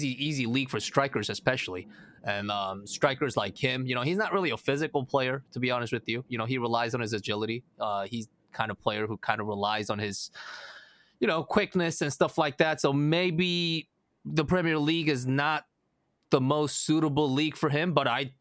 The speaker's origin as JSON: {"language": "English", "country": "United States", "accent": "American", "said": "my American accent"}